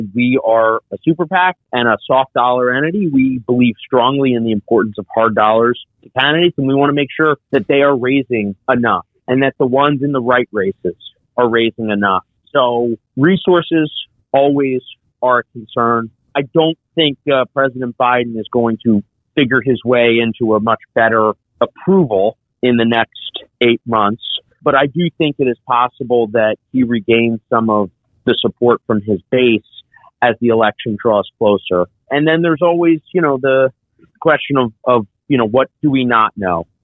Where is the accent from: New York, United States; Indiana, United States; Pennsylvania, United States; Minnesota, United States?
Pennsylvania, United States; my home state of Pennsylvania, in Pittsburgh